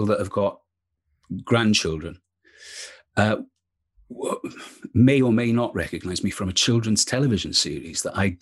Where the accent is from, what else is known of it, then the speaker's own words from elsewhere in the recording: Wales, United Kingdom; moved away as an adult; also born or lived in Birmingham; now in Coventry, United Kingdom; when I left Wales, I went to study theatre design